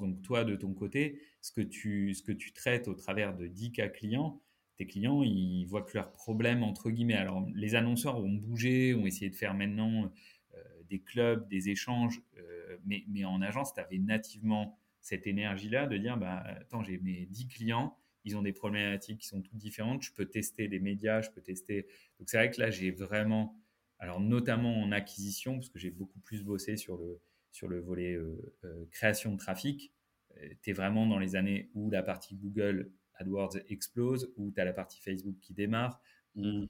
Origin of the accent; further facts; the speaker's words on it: Lille, Hauts-de-France, France; moved away as an adult; also born or lived in Paris; Je suis ch'ti lillois depuis la naissance